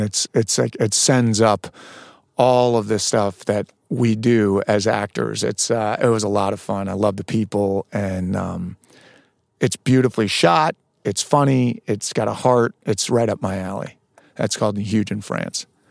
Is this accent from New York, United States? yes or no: yes; Westchester County, New York, United States; moved away; also born or lived in Boston; I'm from New York, Westchester County